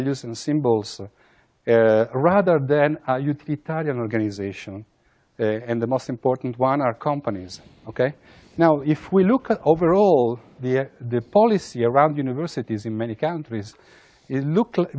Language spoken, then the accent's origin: English; Italy; I come from Italy